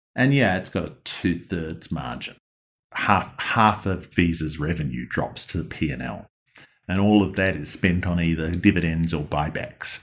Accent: Australia; accent: Australian; the ones that speak in my accent

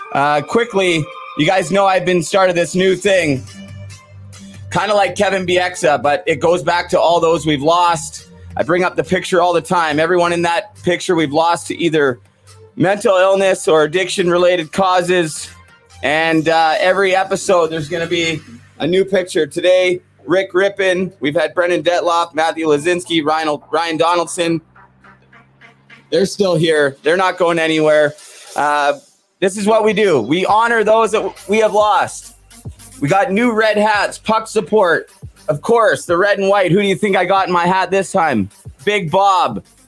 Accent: Vancouver, British Columbia, Canada; now in Muskoka, Canada; coming at you guys live from Muskoka, Ontario. I love it up here, God's country. I am from Vancouver.

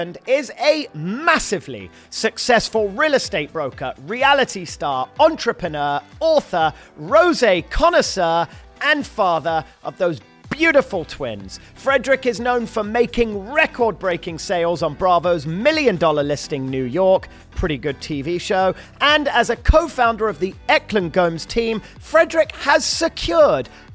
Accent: London, United Kingdom; moved away as an adult; now in Los Angeles, United States; I'm from London, born and raised, and I've been in L.A. 16 years

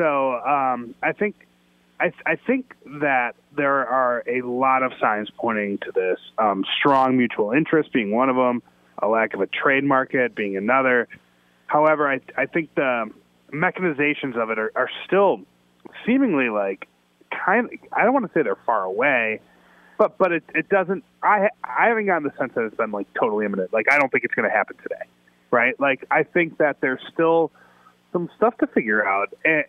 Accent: Chicago, Illinois, United States; I mean, I'm a Chicagoan, so to me, a hot dog is a delicacy, right?

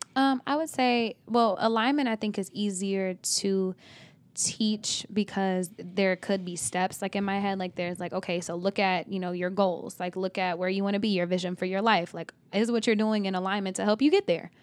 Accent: Oklahoma, United States; I'm from Oklahoma

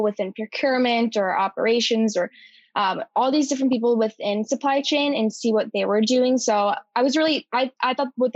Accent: Ann Arbor, Michigan, United States; I'm actually from the Ann Arbor area.

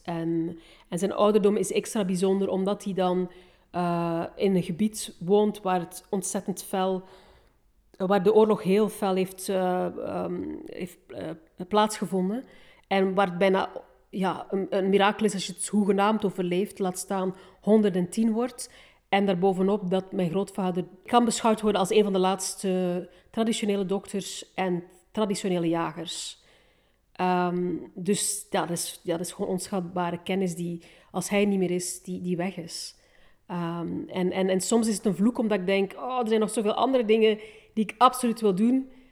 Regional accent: Bruges, Flanders, Belgium; also born or lived in Rwanda; ik ben opgegroeid in, in het middeleeuws Brugge

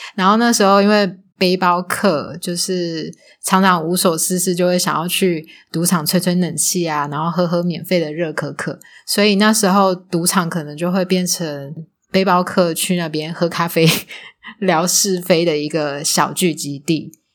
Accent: Taiwan; also born or lived in Macau; 我是台湾人

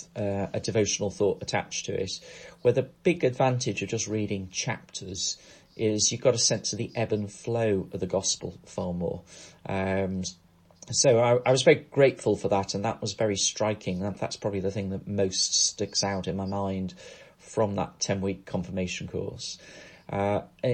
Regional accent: Crosby, North West England, United Kingdom; moved away as an adult; also born or lived in Poynton, Cheshire; I grew up in a place called Crosby, which is just north of Liverpool

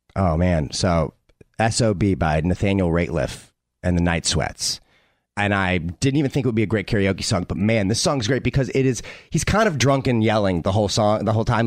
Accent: St. Louis, Missouri, United States; I grew up in St. Louis, Missouri

